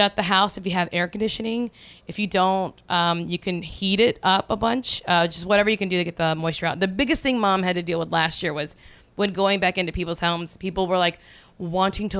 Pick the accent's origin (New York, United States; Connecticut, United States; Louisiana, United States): Louisiana, United States; Watson; moved away; 90% of my hometown in Watson, Louisiana went under